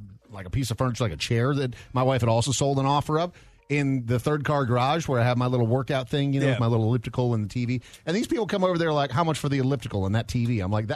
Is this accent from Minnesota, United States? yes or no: yes; Minnesota, United States; growing up in Minnesota